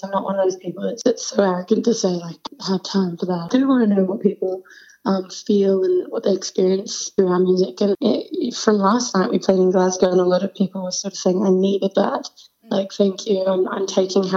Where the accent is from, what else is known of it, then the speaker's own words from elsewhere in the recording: Sydney, New South Wales, Australia; We're from Sydney, Australia.